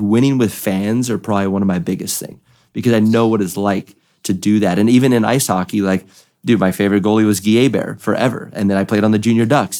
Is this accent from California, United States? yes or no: yes; California, United States; I'm from California